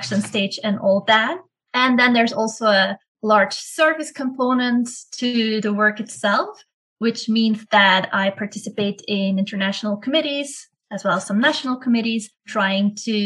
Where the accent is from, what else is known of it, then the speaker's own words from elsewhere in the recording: Belgium; moved away as an adult; also born or lived in Ecuador / Netherlands; I'm originally from Belgium, and I did my undergraduate and then first master's degree in Belgium